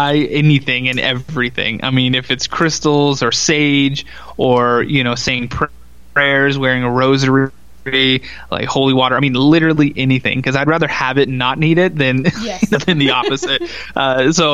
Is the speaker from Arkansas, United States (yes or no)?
no; Texas, United States; I grew up in Texas